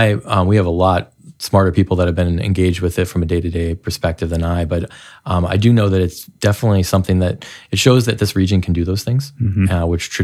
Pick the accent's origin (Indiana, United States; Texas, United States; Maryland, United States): Indiana, United States; Goshen; also born or lived in Chicago; Well, I grew up here. I grew up in Goshen, and my wife grew up in Toledo, and we both came back here after a college and a stint in Chicago.